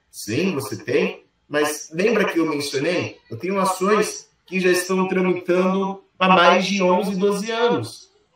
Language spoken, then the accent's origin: Portuguese; Brazil; eu, que sou brasileiro